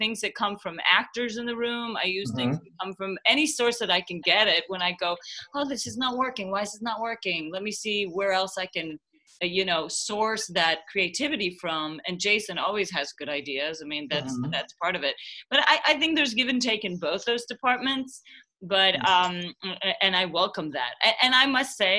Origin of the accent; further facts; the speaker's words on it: Jerusalem, Jerusalem District, Israel; moved away as an adult; also born or lived in Copenhagen, Denmark; now in New York City, United States; I was born in Denmark, Copenhagen, mm-hmm. Denmark, and I was raised in Jerusalem, Israel